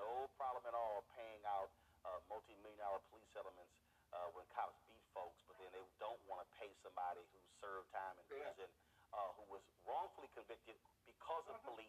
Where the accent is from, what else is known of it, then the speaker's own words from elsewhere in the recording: Houston, Texas, United States; I'm from Houston.